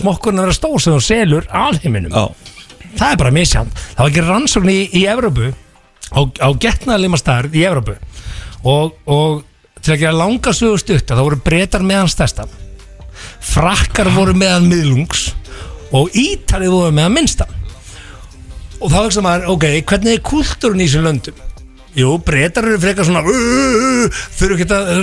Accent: Egilsstaðir, Eastern Region, Iceland; við strákarnir frá Egilstuðin

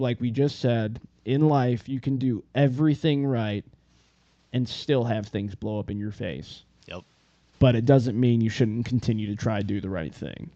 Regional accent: Northern Michigan, United States; I'm from Northern Michigan

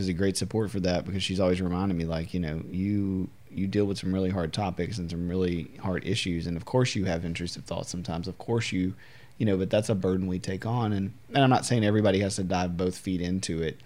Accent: United States; as an American

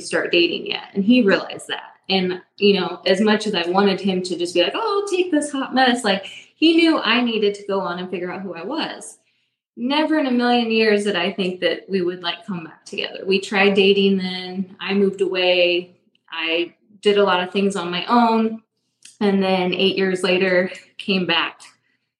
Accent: Indianapolis, Indiana, United States; now in Avon, United States; I'm from Indianapolis. So we currently are in Avon, Indiana.

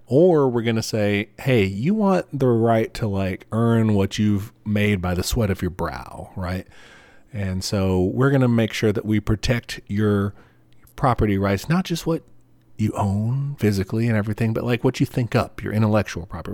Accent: United States; as an American

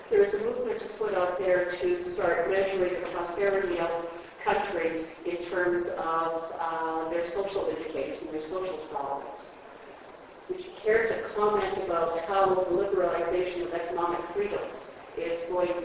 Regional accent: Alberta, Canada; up in the Peace region, um, my hometown has seen loss of businesses

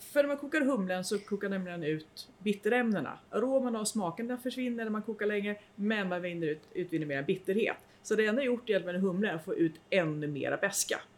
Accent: Nyköping, Södermanland, Sweden; moved away as an adult; also born or lived in Uppsala; Jag kom från Nyköping

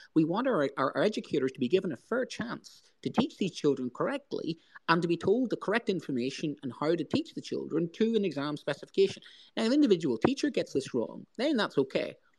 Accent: Northern Irish, Northern Ireland, United Kingdom; Northern Irish

